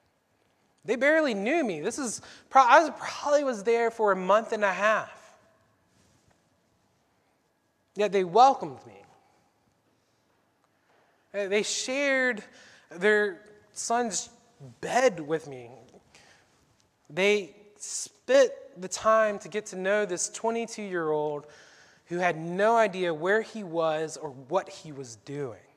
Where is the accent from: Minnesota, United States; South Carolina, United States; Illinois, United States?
South Carolina, United States; Sumter; moved away as an adult; also born or lived in Pennsylvania; I was born and raised in Sumter, South Carolina